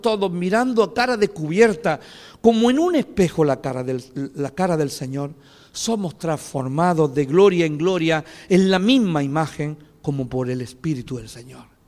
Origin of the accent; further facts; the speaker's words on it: Fuente Palmera, Andalusia, Spain; moved away as an adult; now in Greece; en mi pueblo dicen Fuente Palmera